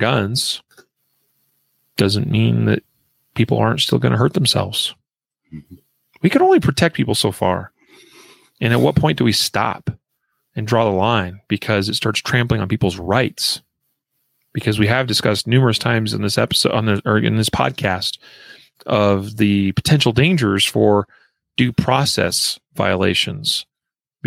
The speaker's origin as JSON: {"language": "English", "region": "Idaho", "country": "United States", "tie": "born or raised there", "moved": "yes", "said": "from my home state of Boise, or from my home state of Idaho. I did not live in Boise"}